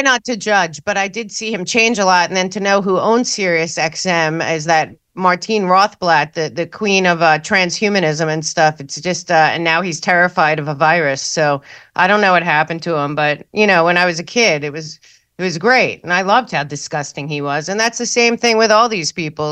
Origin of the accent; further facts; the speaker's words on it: New York, United States; Growing up in New York